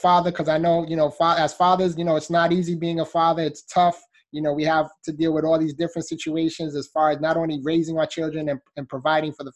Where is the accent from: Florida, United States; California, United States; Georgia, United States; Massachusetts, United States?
Florida, United States; South; I'm from South Florida, so I'm in the Miami, Fort Lauderdale area.